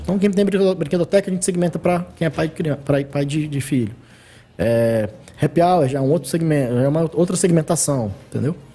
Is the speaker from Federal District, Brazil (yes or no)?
yes; Brasília, Federal District, Brazil; eu nasci no Guará. Nasci no Guará e depois que me mudei pra Asa Sul.